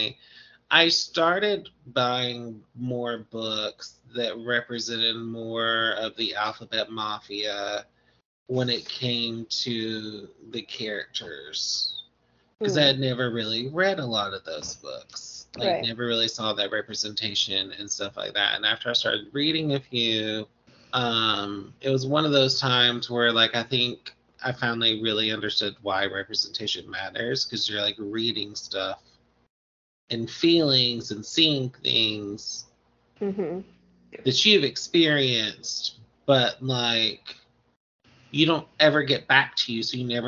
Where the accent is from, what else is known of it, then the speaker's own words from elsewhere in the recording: the South, United States; accent: southern; my southern accent